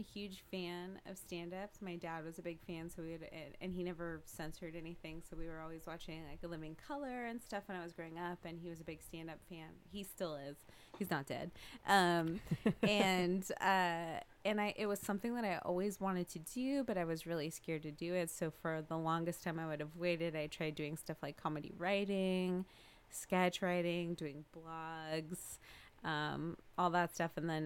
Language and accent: English; Lodi, California, United States; I am from Lodi, California